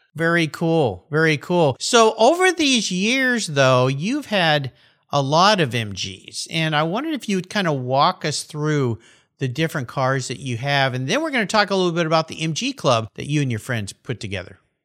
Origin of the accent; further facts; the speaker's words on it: California, United States; moved away; I'm back in my home state, California